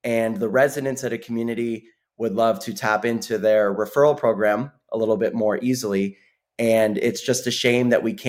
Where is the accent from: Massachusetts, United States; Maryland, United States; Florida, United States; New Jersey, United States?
Florida, United States; Sarasota; moved away as an adult; also born or lived in Chicago; I was raised in Sarasota, Florida, as was Sam, one of the co-founders